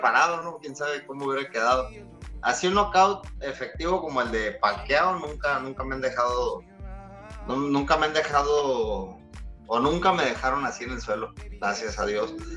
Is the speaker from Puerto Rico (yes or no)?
no; Mexico; also born or lived in La Paz